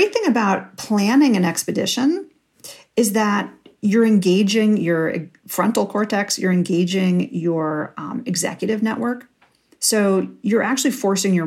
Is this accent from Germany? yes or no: no; New York City, New York, United States; I grew up in New York City. I grew up on the Upper West Side